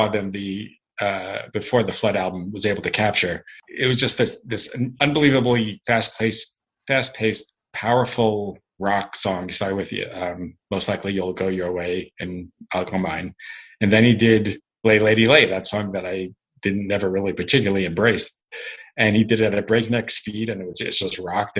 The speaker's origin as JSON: {"language": "English", "area": "Long Island", "region": "New York", "country": "United States", "tie": "born or raised there", "said": "I grew up on Long Island"}